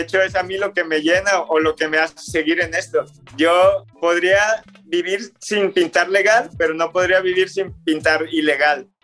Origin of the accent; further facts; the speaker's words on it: Guadalajara, Jalisco, Mexico; Los cuatro somos de Guadalajara, pues somos de diferentes zonas